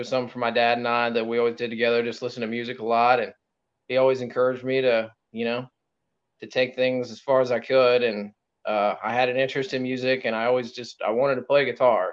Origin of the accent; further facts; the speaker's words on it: Perry, Missouri, United States; my hometown is Perry, Missouri. It's very small